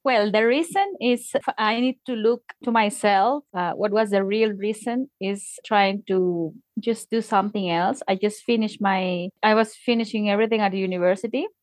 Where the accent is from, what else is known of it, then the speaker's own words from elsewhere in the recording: Tacna, Peru; English is a second language; now in Arequipa, Peru; I am from Tacna, which is in the border with Chile in the south